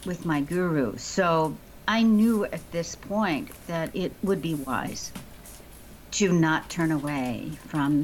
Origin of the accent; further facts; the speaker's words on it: Chicago, Illinois, United States; moved away; I grew up in the actual city. If anyone's familiar with Chicago, I grew up in Hyde Park